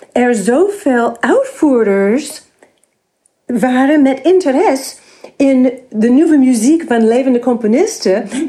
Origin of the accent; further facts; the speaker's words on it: New York, United States; Dutch is a second language; moved away as an adult; also born or lived in Massachusetts, United States; now in Netherlands; ik ben geboren in de Verenigde Staten en ik ben opgegroeid in New York